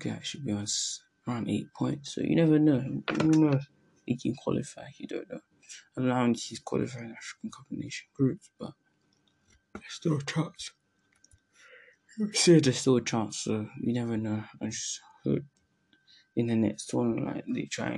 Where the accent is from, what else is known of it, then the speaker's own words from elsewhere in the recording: England, United Kingdom; born in England and I'm from Sierra Leone